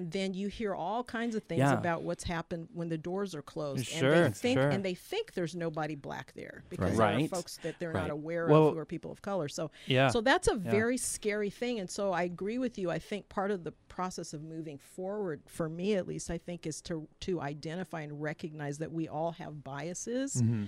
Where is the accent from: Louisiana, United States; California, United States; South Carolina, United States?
South Carolina, United States; born there; I was born in South Carolina, so I'm from the South.